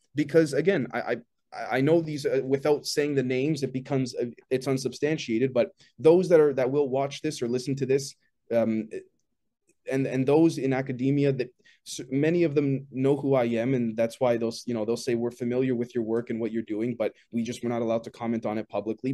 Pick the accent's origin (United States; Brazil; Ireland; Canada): Canada; also born or lived in Toronto; I'm, I'm Canadian, based out of Toronto